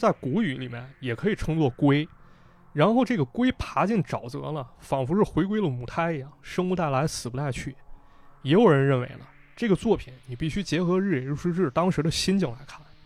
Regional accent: Northeast China, China; 我的家乡就被解放了

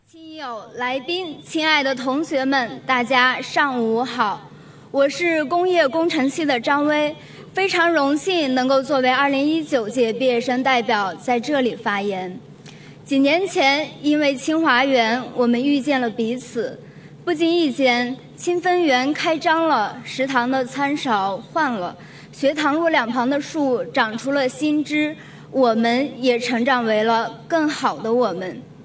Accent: Zhenyuan, Gansu, China; moved away as an adult; now in Beijing, China; 我来自甘肃镇原，一个黄土高原上的国家级贫困县

